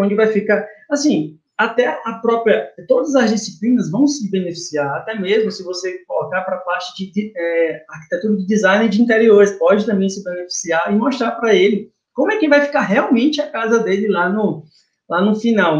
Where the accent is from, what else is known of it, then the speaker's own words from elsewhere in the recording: Teresina, Piauí, Brazil; eu sou daqui de Teresina, Piauí